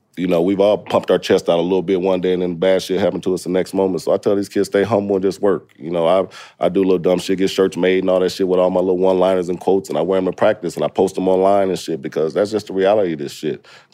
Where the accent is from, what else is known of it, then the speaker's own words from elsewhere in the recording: Indiana, United States; I'm from Indiana. We don't know shit about HBCUs there. We don't have any.